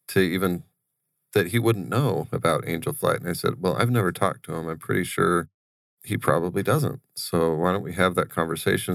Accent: Wickenburg, Arizona, United States; we grew up in Wickenburg

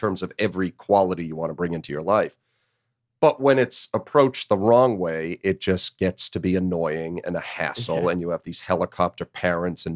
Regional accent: Northeast, United States; now in Chattanooga, United States; I grew up in the Northeast

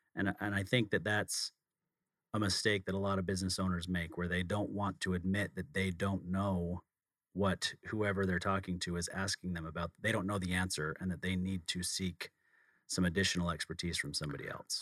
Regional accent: outside of Salt Lake City, Utah, United States; I grew up outside of Salt Lake City, not as small of a town

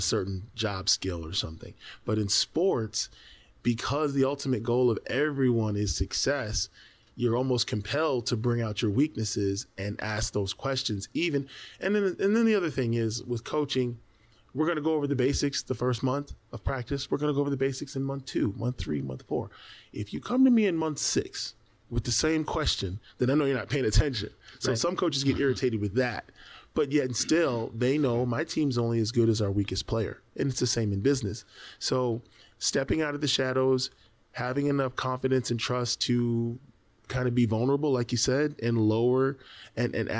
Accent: United States; as an American basketball player

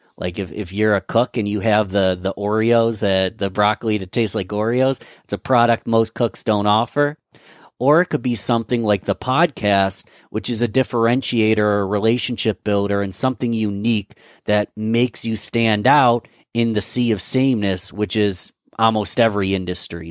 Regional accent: Rochester, New York, United States; I'm from Rochester, New York

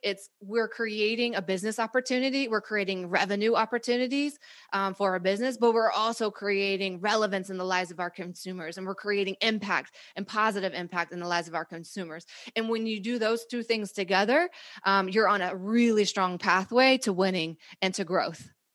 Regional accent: North Carolina, United States; also born or lived in Costa Rica / Spain; I grew up in North Carolina, am not Latina

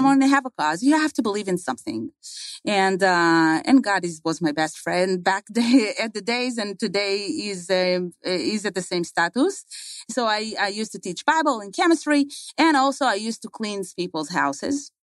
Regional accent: Israel; moved away; I was born and raised in Israel.

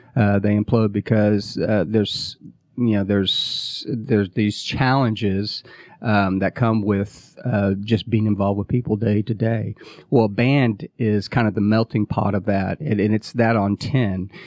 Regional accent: Midwest, United States; moved away as an adult; now in Atlanta, United States; I grew up in the Midwest

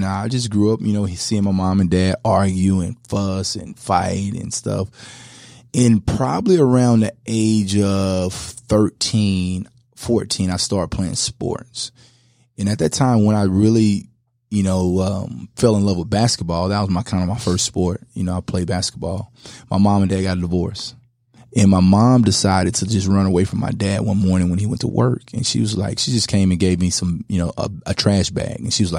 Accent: Louisiana, United States; also born or lived in Los Angeles; I was born in L.A. and I grew up in Louisiana.

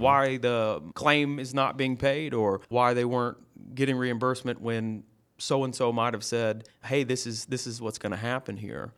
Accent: Lawrenceville, Georgia, United States; I'm from Lawrenceville

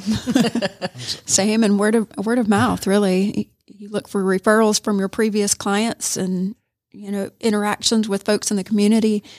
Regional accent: Augusta, Georgia, United States; moved away as an adult; now in Rome, United States; I'm from Augusta

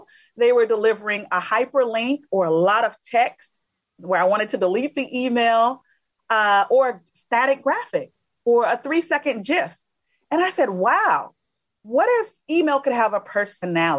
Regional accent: Alabama, United States; I'm originally from Alabama

